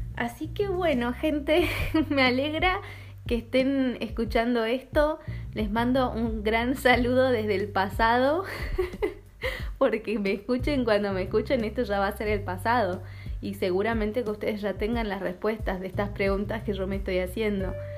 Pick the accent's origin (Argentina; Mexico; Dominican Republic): Argentina; also born or lived in Denmark; now in Copenhagen, Denmark; yo soy argentina, vivo en Dinamarca